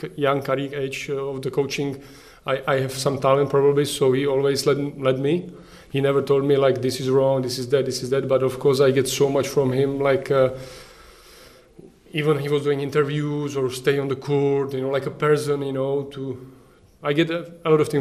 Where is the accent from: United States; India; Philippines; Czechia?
Czechia; Prostějov, Olomouc Region; English is a second language; We are from Prostějov